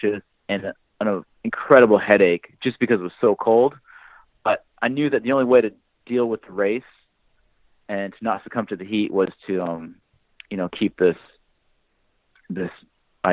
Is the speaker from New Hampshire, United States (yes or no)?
yes; New Hampshire, United States; I grew up in New Hampshire.